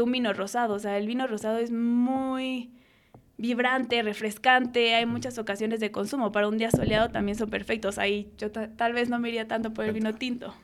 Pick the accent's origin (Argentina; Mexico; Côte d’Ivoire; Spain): Mexico; Mexico City; yo nací en Ciudad de México, soy una niña de la ciudad.